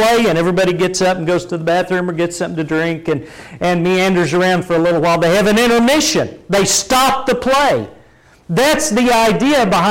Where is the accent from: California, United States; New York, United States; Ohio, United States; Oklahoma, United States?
Oklahoma, United States; now in Texas, United States; growing up in Oklahoma and when I first moved down to Texas